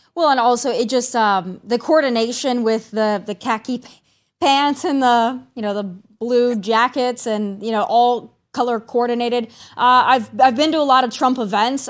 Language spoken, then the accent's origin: English; South Dakota, United States; now in Tennessee, United States; those of us who are born and raised in South Dakota are very familiar with Christy Nome